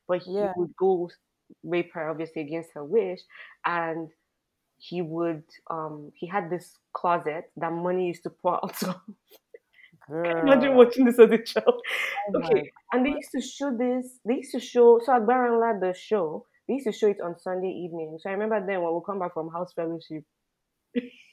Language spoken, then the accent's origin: English; Nigeria; as a Nigerian